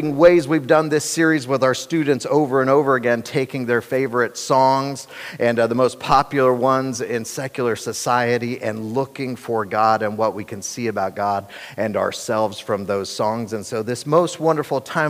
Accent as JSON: {"language": "English", "town": "Cincinnati", "region": "Ohio", "country": "United States", "tie": "born or raised there", "said": "I was born and raised in Cincinnati"}